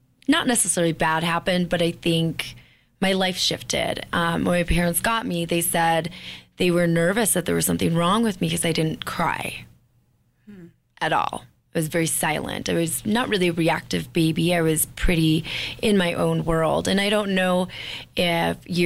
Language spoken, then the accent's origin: English; Bemidji, Minnesota, United States; I actually grew up in Bemidji, which is 4 hours north of Minneapolis